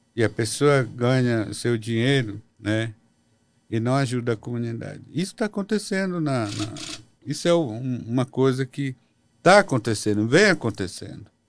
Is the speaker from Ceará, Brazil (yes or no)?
no; Mekrãgnoti Indigenous Territory, Pará, Brazil; Lá na nossa região, lá na terra indígena, Meclonoti, não tem garimpo